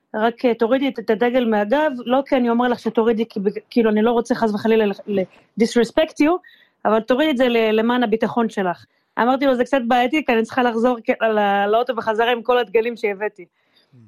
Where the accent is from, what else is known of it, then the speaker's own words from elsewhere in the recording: Israel; moved away as an adult; now in Vancouver, Canada; אני מישראל